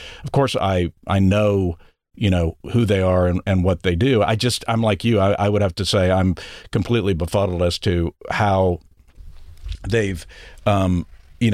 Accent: Odessa, Texas, United States; to trying to hide my Texas background or parts of my life, you know, like not having to admit that I was from Odessa, you know, which has plenty of mobile homes

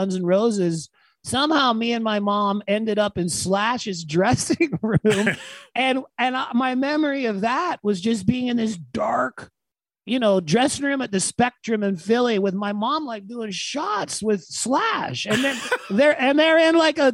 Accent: Freeport, Bahamas; moved away; My dad taught at a kindergarten in Freeport, Bahamas, and that's where I was born.

